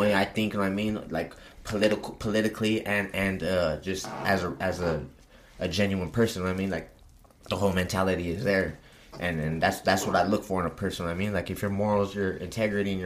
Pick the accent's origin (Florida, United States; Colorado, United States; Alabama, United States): Colorado, United States; Pueblo; I'm from Pueblo